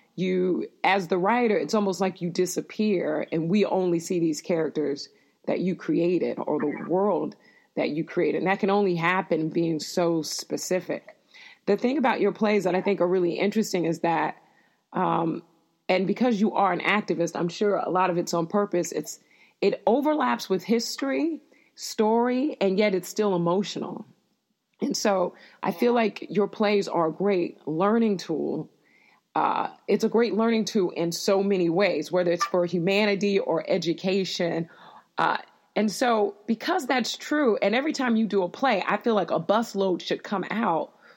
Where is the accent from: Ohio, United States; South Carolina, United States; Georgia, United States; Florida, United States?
Florida, United States; moved away; I grew up in Florida